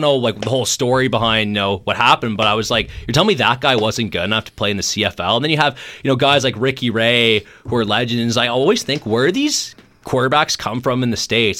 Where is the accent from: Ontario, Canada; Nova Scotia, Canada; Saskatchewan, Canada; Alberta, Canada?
Ontario, Canada; Golden Horseshoe; I was from the Golden Horseshoe area